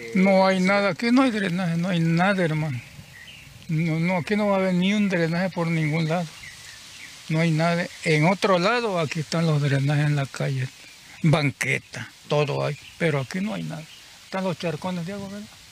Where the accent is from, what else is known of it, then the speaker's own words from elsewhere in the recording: Tabasco, Mexico; moved away as an adult; yo soy de Tabasco, de Tiapa, Tabasco, Tiapa, Tiapa, Tiapa. De ahí vengo yo